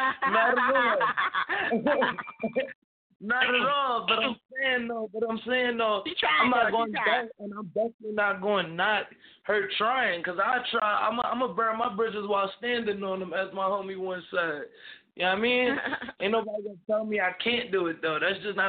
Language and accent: English; Philadelphia, Pennsylvania, United States; I'm originally from Philly, though. I'm a Badlands baby, you know what I mean? Nice and Glenwood.